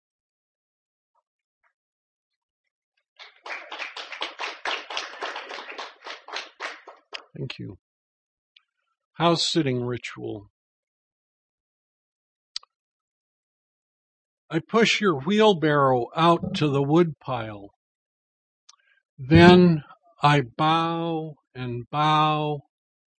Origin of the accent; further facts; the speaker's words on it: Mount Vernon, Washington, United States; moved away; also born or lived in Alaska; I grew up in Mount Vernon